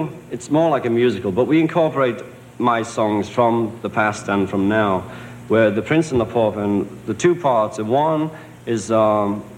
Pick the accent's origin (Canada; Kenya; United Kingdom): United Kingdom; England; I'm English